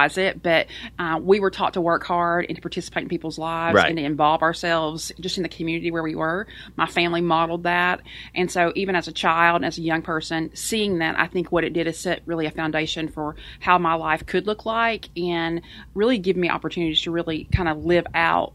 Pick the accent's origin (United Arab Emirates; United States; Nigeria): United States; East Tennessee; I grew up in a very rural, small community in East Tennessee